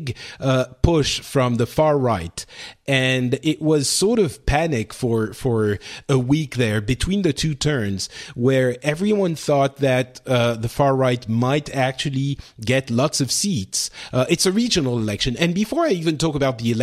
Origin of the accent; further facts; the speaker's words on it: Paris, Île-de-France, France; I'm from Paris